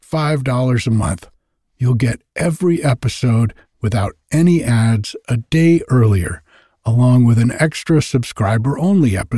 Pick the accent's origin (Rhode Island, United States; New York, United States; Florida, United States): Rhode Island, United States; moved away as an adult; now in Northern California, United States; I grew up in Rhode Island and lived and worked on the water there.